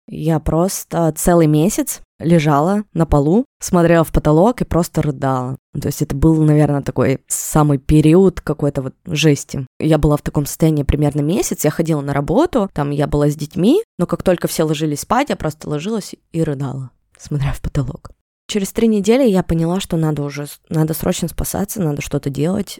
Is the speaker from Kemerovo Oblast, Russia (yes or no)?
no; Yekaterinburg, Sverdlovsk Oblast, Russia; Я из Екатеринбурга